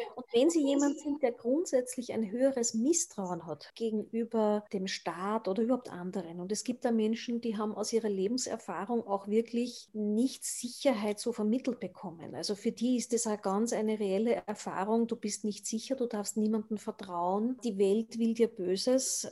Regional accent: Austria; bei uns in Österreich

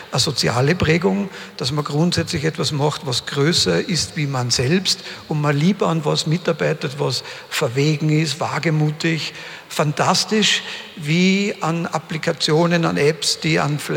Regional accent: Upper Austria, Austria; Ich komme ja selbst aus dem Hausruck. Meine gesamte Familie war im braunen Kohlebergbau tätig, 159 Jahre.

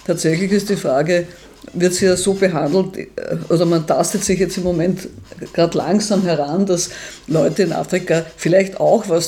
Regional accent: Vienna, Austria; Bei mir nimmt man automatisch an, ich bin aus Wien, stimmt auch, ich bin aus Wien. Ähm, ich habe einen österreichischen Reisepass, ich spreche entsprechend.

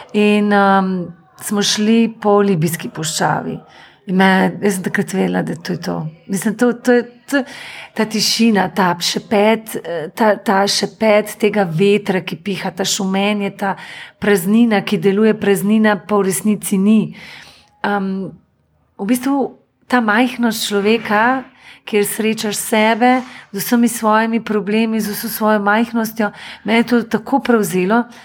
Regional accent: Slovenia; now in Germany; vsi smo pa Slovenci

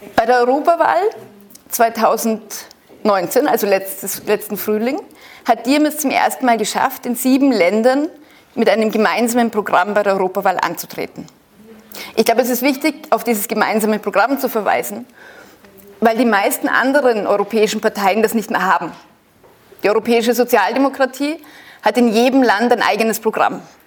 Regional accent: Germany; also born or lived in Austria; Ich bin in Österreich geboren. Ich bin in Deutschland aufgewachsen.

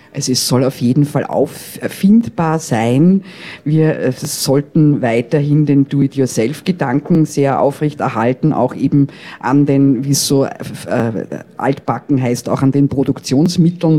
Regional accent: Vienna, Austria; ich bin ja Wienerin

